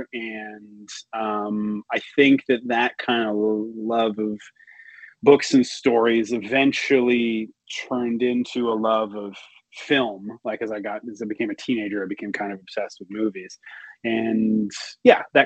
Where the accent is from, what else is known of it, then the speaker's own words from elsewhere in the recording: Montreal, Quebec, Canada; also born or lived in Toronto; I was born and raised in Montreal